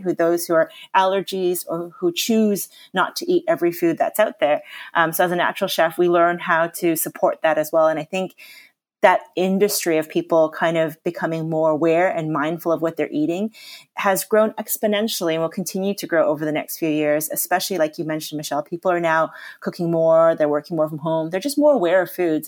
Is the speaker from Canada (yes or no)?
yes; Canada; now in England; I was born and raised in Canada.